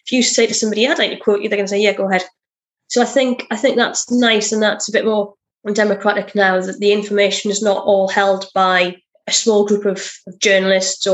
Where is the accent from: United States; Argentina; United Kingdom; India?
United Kingdom; I'm very British.